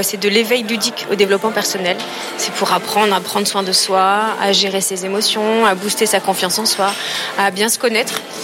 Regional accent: Aix-en-Provence, Provence-Alpes-Côte d'Azur, France; Je viens d'Aix-en-Provence

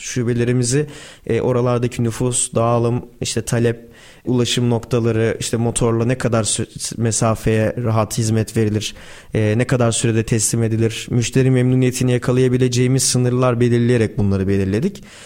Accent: Turkey

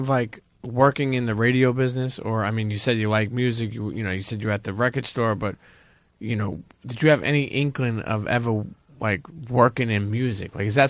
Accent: Brooklyn, New York, United States; I grew up in Brooklyn.

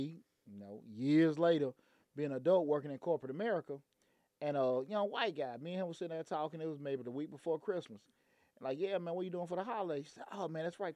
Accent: Atlanta, Georgia, United States; I grew up in Bankhead

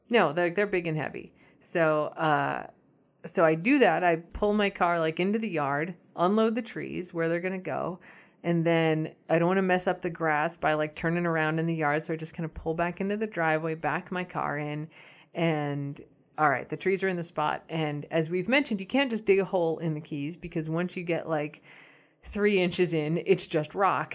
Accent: United States; as an American

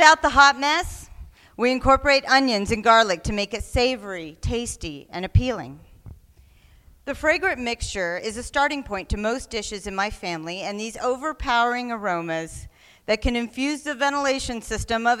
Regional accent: Oklahoma, United States; I was born ambiguously brown in the Great Plains of Oklahoma

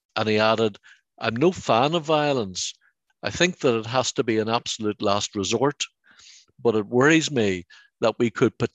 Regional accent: Derry, Northern Ireland, United Kingdom; brought up and nurtured in St. Columb's College in Derry

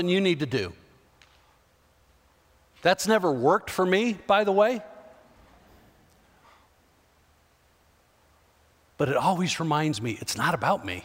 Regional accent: Chicago, Illinois, United States; I grew up in the Chicago area

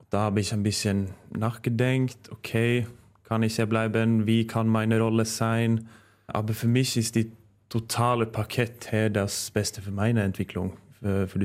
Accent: Norway; German is a second language; now in Germany; weil das war die erste Club, wo ich habe gewechselt, weg von meiner Heimat. Äh, also ich habe vorher in Kolstad gespielt und Trondheim.

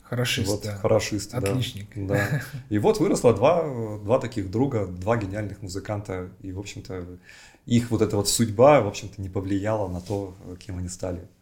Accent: Novosibirsk, Novosibirsk Oblast, Russia; born there; Я родился в Новосибирске.

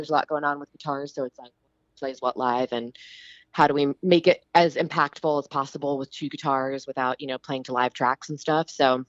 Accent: New Jersey, United States; also born or lived in Philadelphia; now in Los Angeles, United States; But I'm originally from the East Coast.

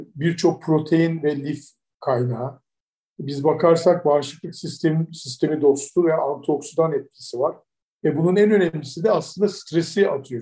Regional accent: Turkey; biz de Türkler olarak

